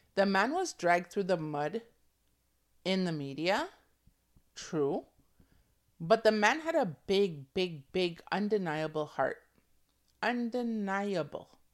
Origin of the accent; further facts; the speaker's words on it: Toronto, Ontario, Canada; I'm from Toronto. You co, we come from a city that, like, is multicultural